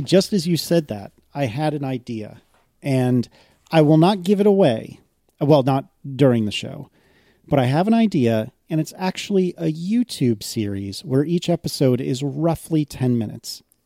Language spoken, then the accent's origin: English; United States; as an as an American